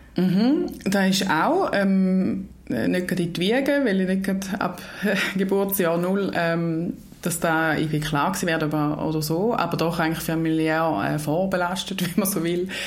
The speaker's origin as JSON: {"language": "German", "region": "Eastern Switzerland", "country": "Switzerland", "tie": "born or raised there", "also_born_or_lived": "Lausanne / Florence", "said": "ich bin in der Ostschweiz äh, aufgewachsen und dort auch beheimatet nach wie vor"}